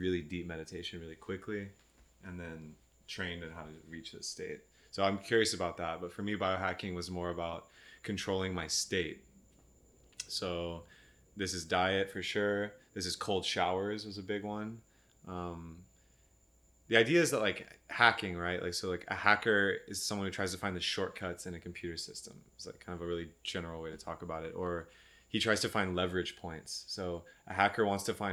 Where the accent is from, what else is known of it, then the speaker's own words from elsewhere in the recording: Texas, United States; moved away as an adult; also born or lived in Austin, Texas; now in California, United States; I grew up in Texas